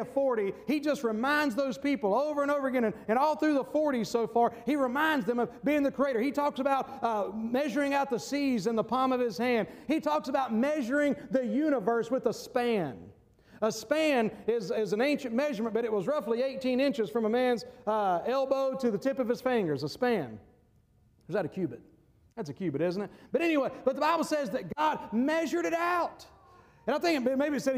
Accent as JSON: {"language": "English", "country": "United States", "said": "we as American Christians"}